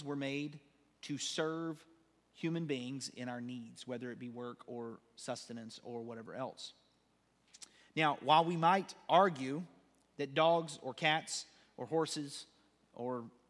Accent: United States; we're American

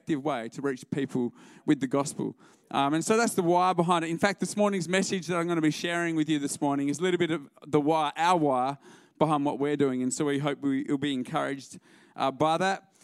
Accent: Albany, Western Australia, Australia; moved away as an adult; now in Melbourne, Australia; We're originally from Albany

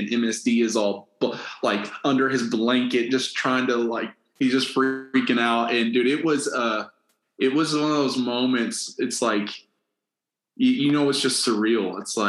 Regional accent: Kentucky, United States; I grew up on Jim Beam's property. My dad pastors a church literally right outside of Jim Beam.

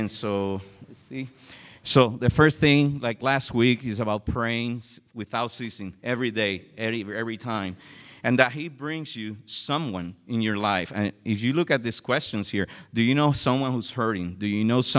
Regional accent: San Juan, Puerto Rico; moved away; I'm originally from San Juan, Puerto Rico

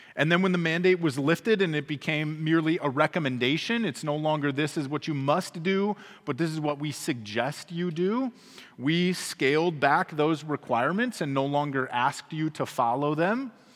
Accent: United States; us as American Christians

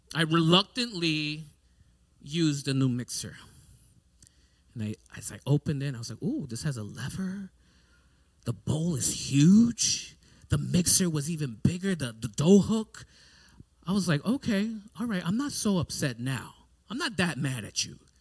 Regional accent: New York City, New York, United States; growing up in New York City, we had to have some self defense mechanisms

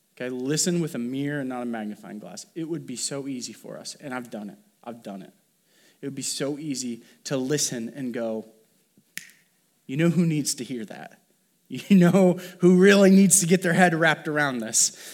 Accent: Columbia City, Indiana, United States; I grew up in Columbia City, Indiana, the Midwest

